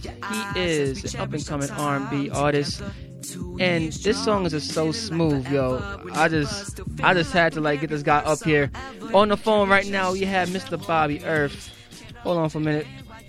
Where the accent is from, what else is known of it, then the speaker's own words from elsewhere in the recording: Jamaica; I'm Jamaican. You don't hear an inch of that on me right now.